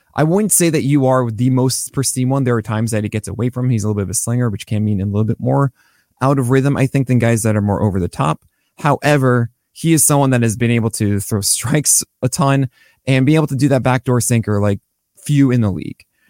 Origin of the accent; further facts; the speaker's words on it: New York, United States; I'm a New Yorker